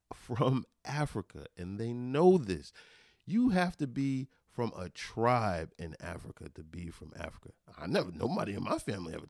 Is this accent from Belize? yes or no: yes; Belize; I'm from Belize.